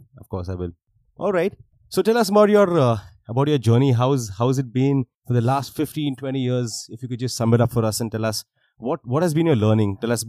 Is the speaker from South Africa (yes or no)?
no; India; what do you think is something that we need as Indian artists? So I DJ myself.